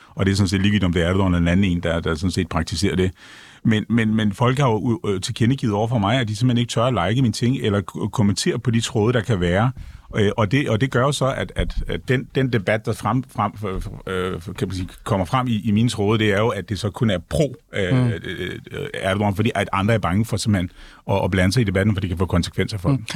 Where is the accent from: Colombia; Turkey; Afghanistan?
Turkey; Ankara; now in Denmark; Jeg er født, født og opvokset i Ankara